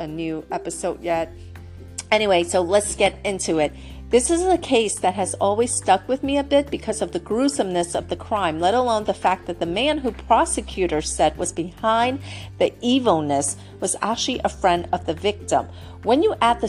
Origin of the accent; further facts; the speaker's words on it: New York, United States; Queens, which is my hometown